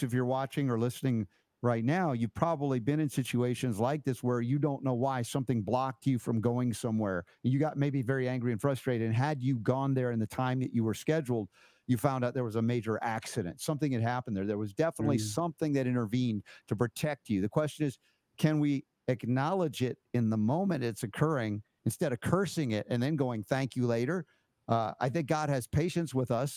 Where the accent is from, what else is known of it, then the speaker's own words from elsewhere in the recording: United States; growing up in America